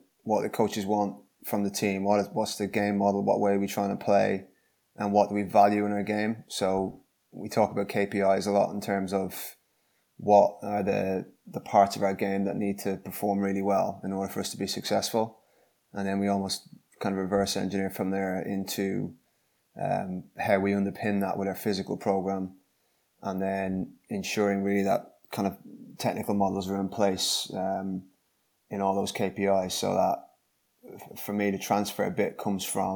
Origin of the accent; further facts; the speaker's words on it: Dublin, Leinster, Ireland; moved away as an adult; now in Gloucester, United Kingdom; I'm from Dublin in Ireland, as you can guess from the accent